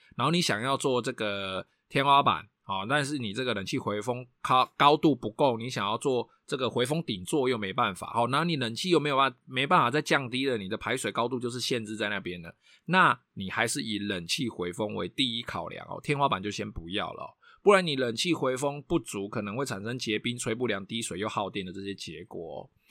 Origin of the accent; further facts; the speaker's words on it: Taiwan; 我们台湾人非常地会比价，然后非常地会，呃，非常地重视 C P 值嘛